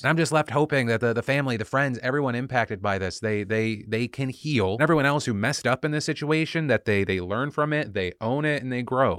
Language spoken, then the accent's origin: English; United States; as an American